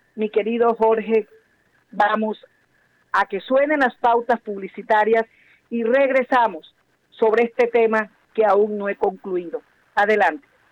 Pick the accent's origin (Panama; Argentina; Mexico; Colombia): Colombia; La Guajira; mi querida hermosa tierra, La Guajira